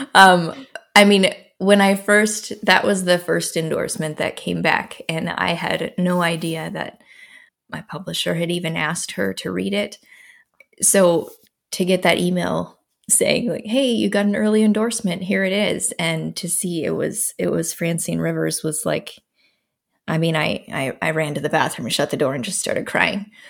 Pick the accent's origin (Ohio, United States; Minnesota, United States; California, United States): Minnesota, United States; now in Iowa, United States; I'm from Minnesota originally, born and raised there, and currently live in Iowa, central Iowa